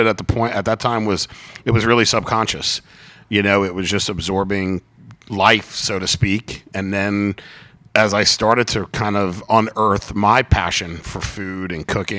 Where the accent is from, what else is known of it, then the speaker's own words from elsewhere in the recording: Long Island, New York, United States; also born or lived in Charleston, South Carolina; now in Atlanta, United States; I grew up on Long Island, New York.